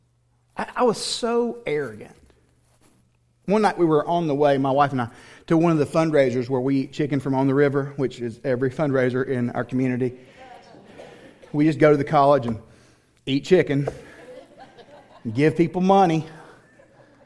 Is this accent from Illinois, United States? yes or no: no; Tennessee, United States; also born or lived in Houston area, Texas; now in Texas, United States; I grew up in Tennessee